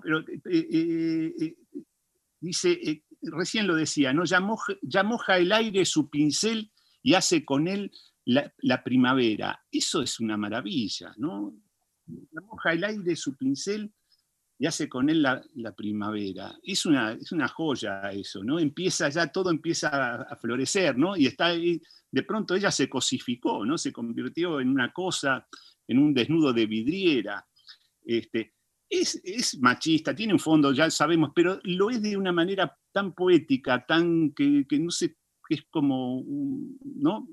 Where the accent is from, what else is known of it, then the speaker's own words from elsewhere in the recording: Argentina; somos argentinos